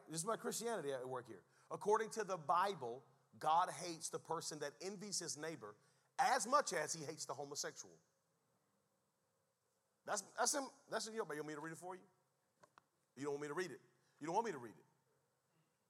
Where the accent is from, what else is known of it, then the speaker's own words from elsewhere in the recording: United States; Before I am an American, before I am a Native American